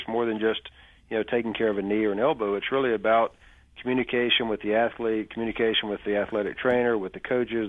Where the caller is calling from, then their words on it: Birmingham, Alabama, United States; Birmingham, Alabama.